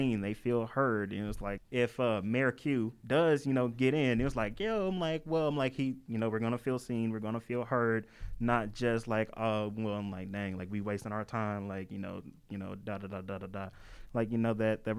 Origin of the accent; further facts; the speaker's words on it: St. Louis, Missouri, United States; moved away as an adult; I'm from St. Louis